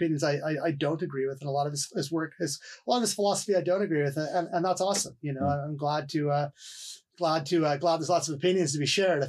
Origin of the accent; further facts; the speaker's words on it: Vancouver, British Columbia, Canada; And also as a Canadian, I also do, I look up to Bob Rock as well, as a Vancouverite